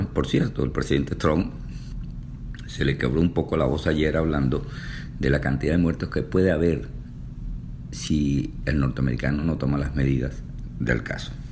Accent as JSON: {"language": "Spanish", "country": "Venezuela", "lives_now": "Houston, United States", "said": "desde Houston, Texas, Estados Unidos. Yo soy venezolano"}